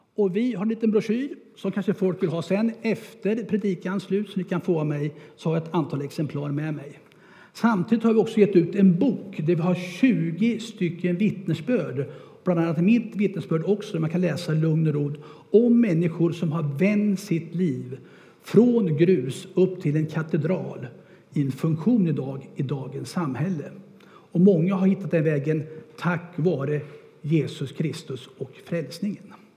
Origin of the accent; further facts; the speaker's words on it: Örebro, Örebro County, Sweden; Jag är född och uppväxt där i Örebro